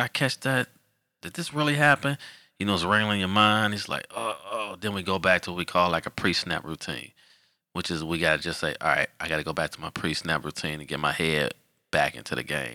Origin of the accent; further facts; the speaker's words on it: Detroit, Michigan, United States; moved away as an adult; also born or lived in Illinois; now in Charlotte, United States; I'm originally from Detroit, Michigan.